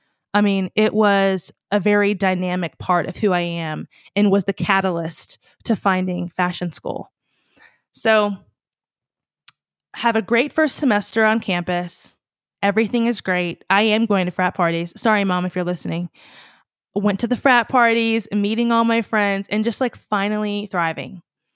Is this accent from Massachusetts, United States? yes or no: no; Virginia, United States; If you're new here, I'm from Virginia originally.